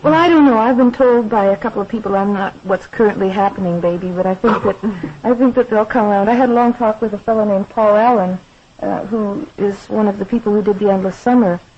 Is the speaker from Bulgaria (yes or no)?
no; Saskatchewan, Canada; moved away as an adult; now in Detroit, United States; I'm very Canadian. You know that I live in the States now.